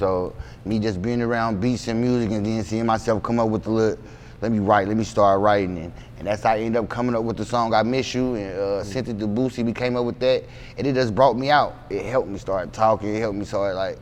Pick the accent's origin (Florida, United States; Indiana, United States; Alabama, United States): Indiana, United States; Indianapolis; also born or lived in Chicago, Illinois; I'm definitely a Hoosier.